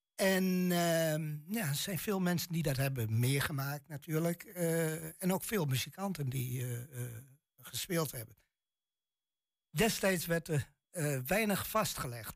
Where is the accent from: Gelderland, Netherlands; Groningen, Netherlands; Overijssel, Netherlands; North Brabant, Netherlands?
Overijssel, Netherlands; Twente; accent: Twents; mijn tongval echt Twents is